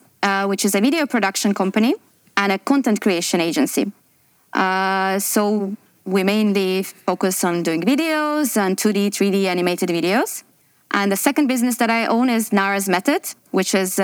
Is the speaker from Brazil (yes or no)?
no; Azerbaijan; moved away as an adult; now in Dubai, United Arab Emirates; I'm from Azerbaijan originally, and I'm based in Dubai for the last 12 years